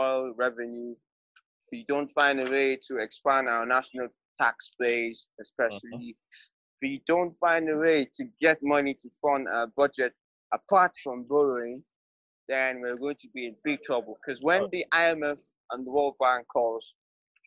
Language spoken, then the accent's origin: English; Adamawa, Nigeria; my home state, Adamawa State